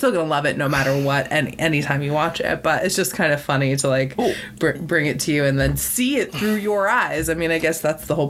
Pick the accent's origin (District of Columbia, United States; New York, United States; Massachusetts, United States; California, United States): Massachusetts, United States; Boston; So, by the way, for everyone, I am from Boston. Just so you guys know, write it down. I'm from Boston.